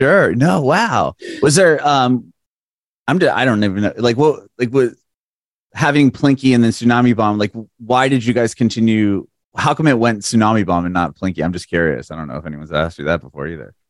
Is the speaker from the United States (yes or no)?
yes; San Diego, California, United States; moved away as an adult; also born or lived in Bay Area, California; now in Nashville, United States; I'm from San Diego originally